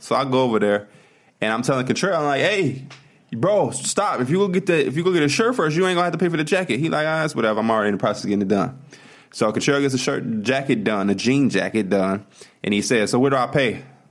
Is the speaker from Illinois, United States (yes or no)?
yes; Chicago, Illinois, United States; we're from Chicago.